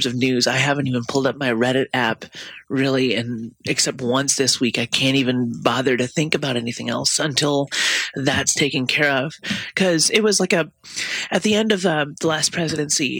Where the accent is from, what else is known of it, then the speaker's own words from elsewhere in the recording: the South, United States; now in Minnesota, United States; I'm from the South